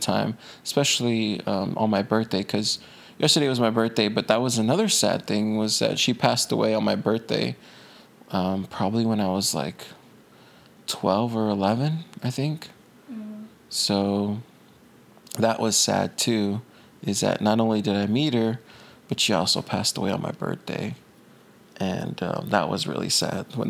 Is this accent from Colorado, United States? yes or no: no; Corpus Christi, Texas, United States; moved away; I grew up in Corpus